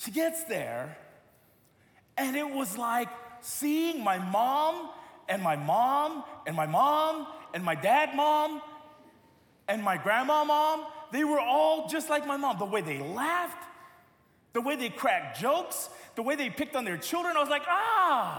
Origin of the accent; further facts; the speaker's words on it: United States; I grew up in America